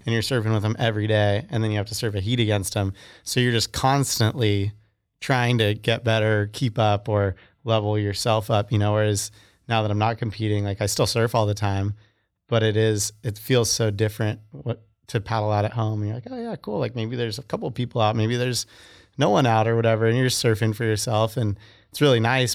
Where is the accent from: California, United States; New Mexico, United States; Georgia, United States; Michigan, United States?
California, United States; Santa Barbara; I was from Santa Barbara